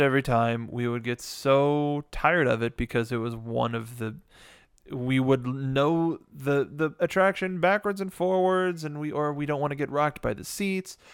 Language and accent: English; Los Angeles, California, United States; we're born and raised in Los Angeles